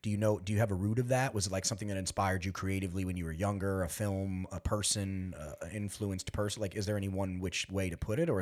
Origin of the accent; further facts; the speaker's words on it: New York, United States; That's kind of like how we were raised out here in the East End community.